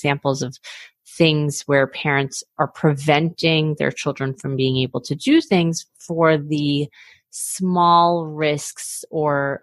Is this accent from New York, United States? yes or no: yes; New York City, New York, United States; I grew up in Queens